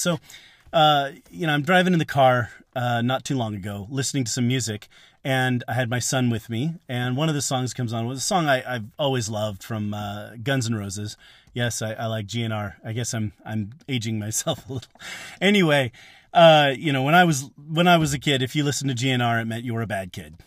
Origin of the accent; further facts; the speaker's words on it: California, United States; now in Kansas, United States; I grew up in California